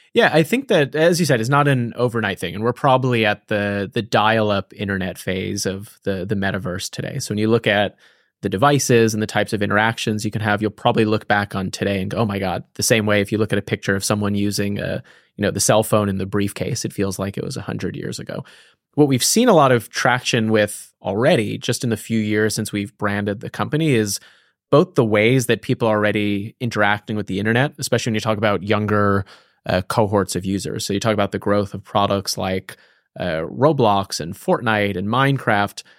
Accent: East Coast, United States; moved away as an adult; now in San Francisco, United States; I grew up on the East Coast.

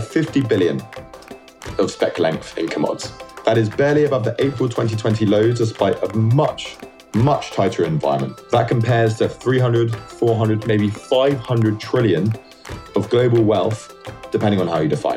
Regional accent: London, United Kingdom; moved away as an adult; now in New York, United States; I grew up in London, in Southwest London.

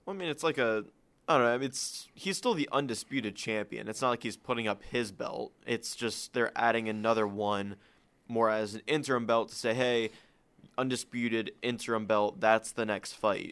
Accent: Akron, Ohio, United States; we're from Cleveland, Ohio, from Akron.

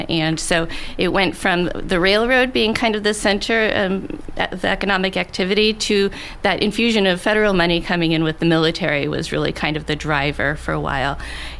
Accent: Alaska, United States; I live in Alaska and was born and raised here

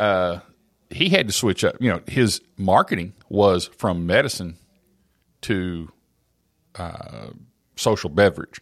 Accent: Oklahoma, United States; growing up in Oklahoma

